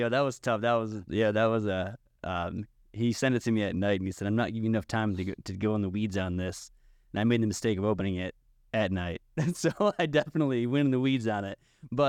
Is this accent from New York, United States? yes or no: yes; New York, United States; I'm from New York, and I run.